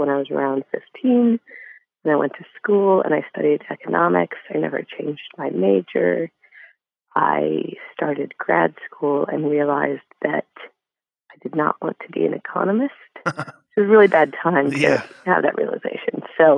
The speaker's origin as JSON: {"language": "English", "town": "Denver", "region": "Colorado", "country": "United States", "tie": "born or raised there", "said": "my hometown newspaper in Denver"}